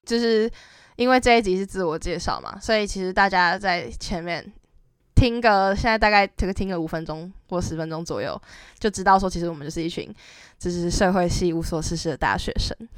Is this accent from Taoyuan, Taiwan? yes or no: yes; Taoyuan, Taiwan; 我是桃园人